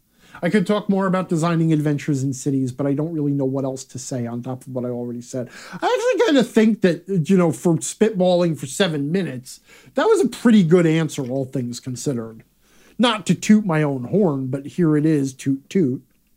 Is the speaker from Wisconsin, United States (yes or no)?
yes; Manitowoc, Wisconsin, United States; I want to call out here in my hometown of Manitowoc, Wisconsin, we have this old-timey ice cream parlor / candy shop that has existed here for forever called Bjornsson's.